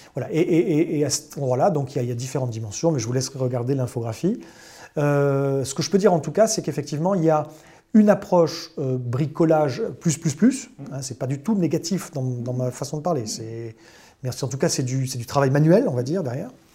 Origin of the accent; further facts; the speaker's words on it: Bordeaux, Nouvelle-Aquitaine, France; moved away; je suis bordelais à l'origine